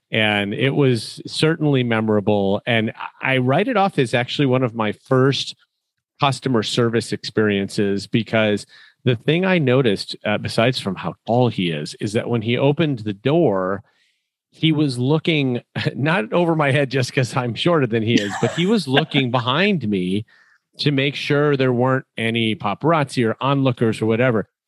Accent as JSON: {"language": "English", "town": "Chicago", "region": "Illinois", "country": "United States", "said": "When I said I was from Chicago, the first two words out of a local's mouth were Michael and Jordan."}